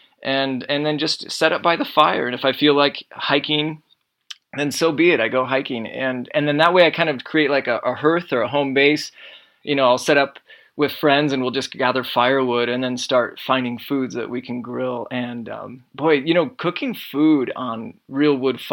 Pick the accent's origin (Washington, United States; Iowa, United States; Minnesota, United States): Iowa, United States; I grew up in Iowa.